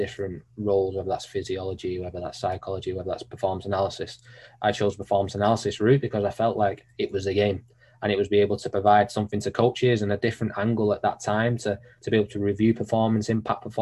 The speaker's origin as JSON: {"language": "English", "town": "Manchester", "region": "North West England", "country": "United Kingdom", "tie": "born or raised there", "also_born_or_lived": "Sheffield", "said": "growing up in Manchester"}